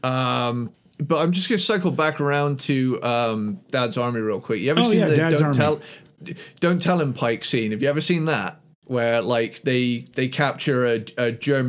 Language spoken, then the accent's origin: English; United Kingdom; I didn't actually have as British a childhood as some other, you know, kids